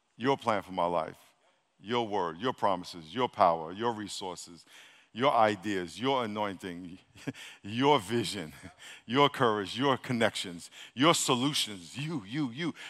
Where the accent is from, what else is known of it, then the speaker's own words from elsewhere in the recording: New York City, New York, United States; I was born in Brooklyn